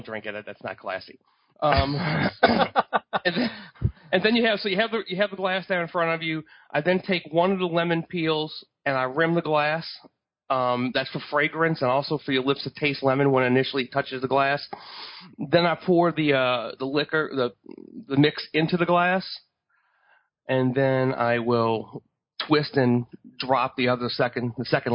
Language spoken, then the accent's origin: English; New Orleans, Louisiana, United States; I'm from New Orleans